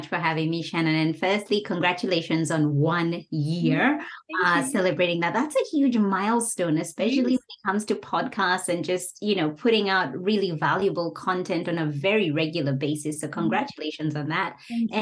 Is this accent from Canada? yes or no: no; Kenya; moved away; returning back home to Kenya after 4 years